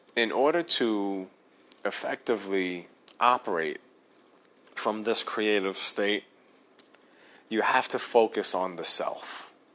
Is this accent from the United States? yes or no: yes; New York City, New York, United States; now in New Jersey, United States; Born and raised in New York City, I currently live in New Jersey.